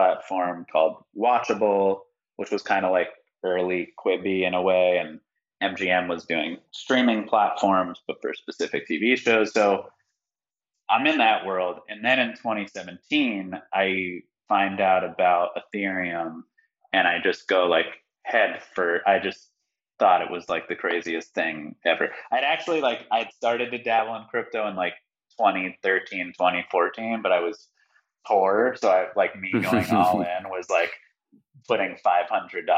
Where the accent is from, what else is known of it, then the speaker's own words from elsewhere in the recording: Miami, Florida, United States; moved away as an adult; also born or lived in New York; I grew up in Miami, which is now, you know, crypto city of the world